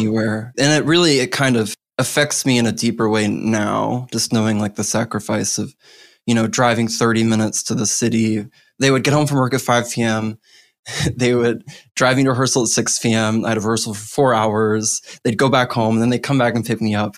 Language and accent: English; Missouri, United States; I was born in Missouri, in the heart of the Bible Belt